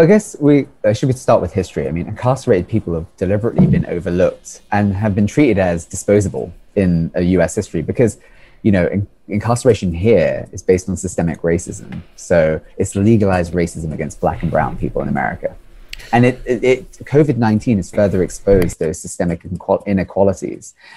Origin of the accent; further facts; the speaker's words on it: United Kingdom; now in United States; I come from the United Kingdom originally